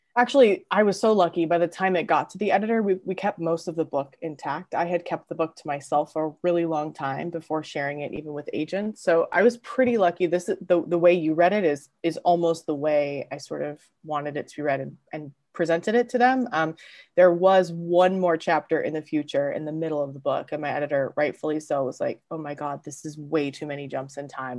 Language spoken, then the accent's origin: English; Southern California, United States; also born or lived in Los Angeles / San Diego / Newport Beach; I'm from Southern California, born and raised. I grew up between LA and basically San Diego